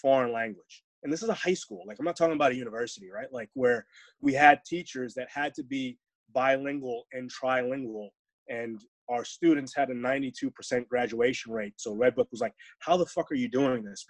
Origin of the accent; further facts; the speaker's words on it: New York, United States; moved away; also born or lived in Phoenix, Arizona / Texas; I grew up in New York and moved to Phoenix